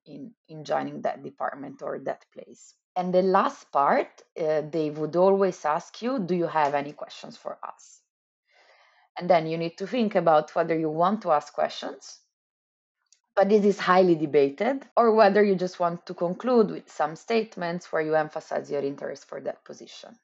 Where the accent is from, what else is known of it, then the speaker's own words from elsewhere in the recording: Milan, Lombardy, Italy; moved away; I'm from Italy, I'm from Milan